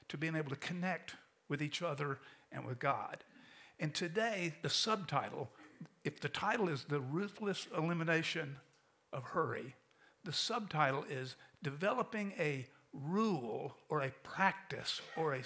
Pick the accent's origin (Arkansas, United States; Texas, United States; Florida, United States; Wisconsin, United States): Florida, United States; St. Augustine; now in Tampa, United States; When I was a kid growing up in St. Augustine